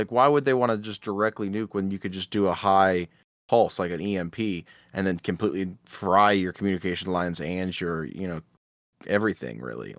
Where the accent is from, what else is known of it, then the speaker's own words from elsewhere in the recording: Midwest, United States; We're all from the Midwest.